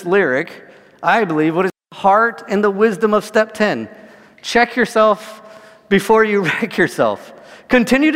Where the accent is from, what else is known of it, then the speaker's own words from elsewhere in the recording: California, United States; I grew up in California